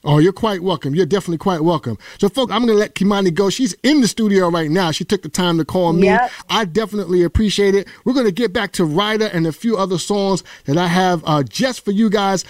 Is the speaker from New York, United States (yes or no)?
yes; New York, United States; I'm from the town, I'm from the soil, I'm from New York